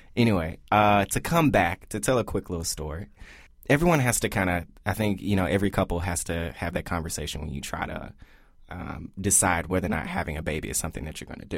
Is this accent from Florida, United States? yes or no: no; Memphis, Tennessee, United States; We're from Memphis, Tennessee.